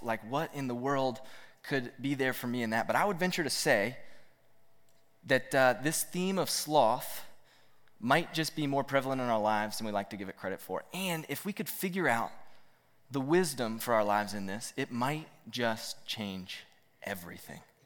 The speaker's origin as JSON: {"language": "English", "town": "Roanoke", "region": "Virginia", "country": "United States", "tie": "born or raised there", "said": "I grew up here in Roanoke"}